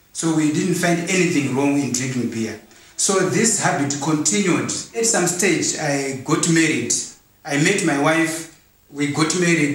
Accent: Zimbabwe; We are from Zimbabwe

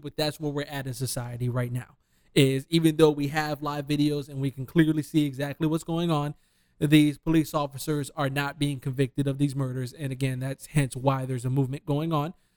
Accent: Detroit, Michigan, United States; I'm from Detroit.

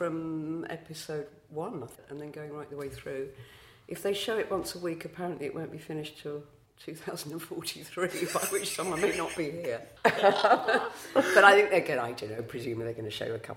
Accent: London, United Kingdom; also born or lived in Brockley, London; we moved to Eltham when I was 6 or 7

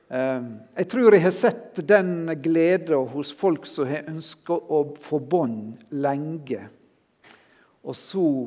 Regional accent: Sunnmøre, Møre og Romsdal, Norway; som sunnmøring

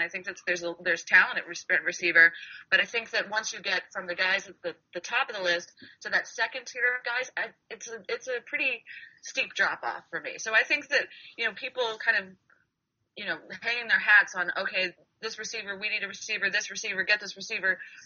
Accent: Western Pennsylvania, United States; moved away as an adult; also born or lived in Massachusetts; I grew up in Western Pennsylvania

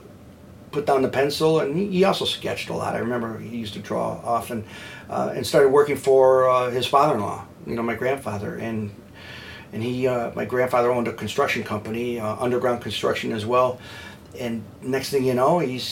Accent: Detroit, Michigan, United States; also born or lived in Dallas; I think that's how Detroiters are, and I'm thankful to grow up in a city that has a backbone like

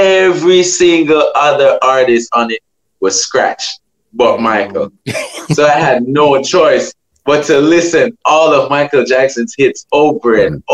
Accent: Portmore, Saint Catherine, Jamaica; I'm originally from Waterford, St. Catherine.

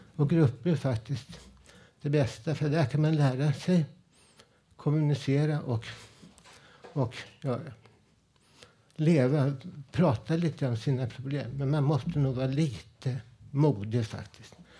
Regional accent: Stockholm, Stockholm County, Sweden; also born or lived in Husby / Blackeberg; min uppväxt ute i Vällingby med mina polare

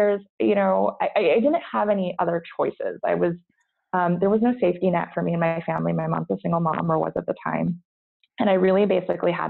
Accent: United States; moved away as an adult; now in Brussels, Belgium; I'm not Belgian. I'm an American living here with my husband.

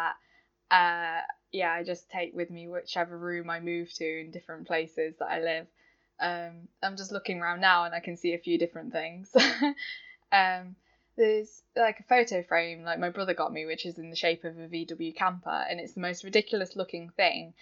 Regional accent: Derbyshire, East Midlands, United Kingdom; I'm from Derbyshire

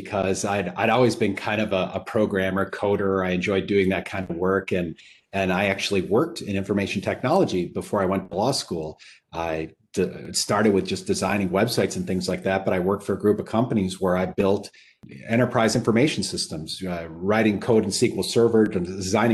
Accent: Upper Peninsula of Michigan, United States; I grew up in the Upper Peninsula of Michigan and I didn't know any lawyers. I grew up on a farm

